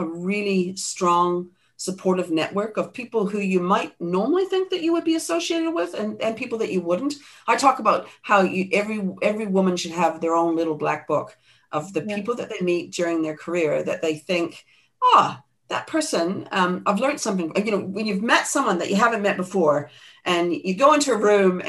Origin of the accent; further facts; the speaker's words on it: New Zealand; I mean, I come from New Zealand, so it's in the blood down here, as you know.